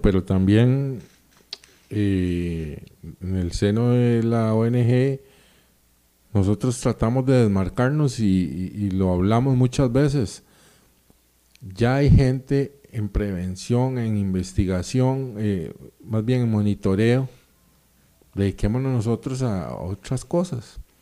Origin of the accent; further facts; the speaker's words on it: Costa Rica; como somos los ticos